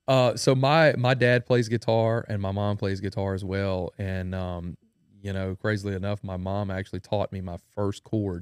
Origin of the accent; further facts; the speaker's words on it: Denham Springs, Louisiana, United States; I am a musician from Denham Springs, Louisiana. That's where I was born and raised.